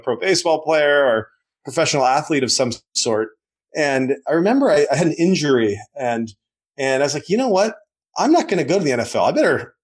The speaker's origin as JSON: {"language": "English", "region": "a small town in Western Nebraska", "country": "United States", "tie": "born or raised there", "said": "growing up in a small town in Western Nebraska"}